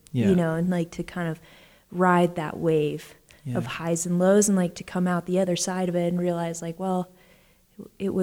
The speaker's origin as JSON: {"language": "English", "town": "Anchorage", "region": "Alaska", "country": "United States", "tie": "born or raised there", "said": "I grew up there, and it's like I played soccer and basketball"}